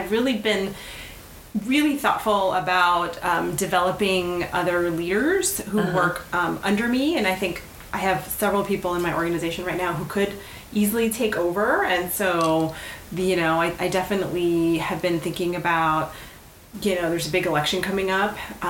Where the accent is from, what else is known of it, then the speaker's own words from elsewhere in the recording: Miami, Florida, United States; moved away as an adult; I grew up in Miami around like a bunch of Cubans, Colombians, Venezuelans. I have a really weird accent.